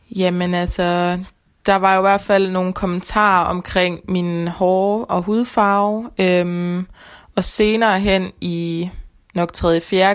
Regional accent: Denmark; Jeg føler, at jeg rigtig kommer fra Danmark

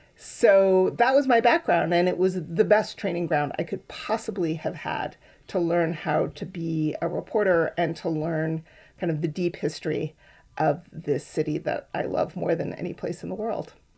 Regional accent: Boston, Massachusetts, United States; moved away as an adult; also born or lived in Berkeley; now in Oakland, United States; I grew up on the East Coast in Boston

